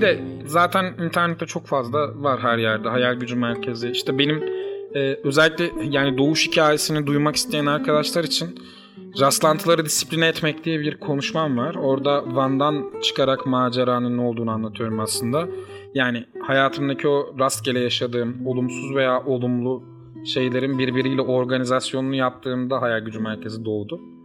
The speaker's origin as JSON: {"language": "Turkish", "region": "Uşak Province", "country": "Turkey", "tie": "born or raised there", "said": "ben Uşaklıyım. Uşak çok küçük bir şehir."}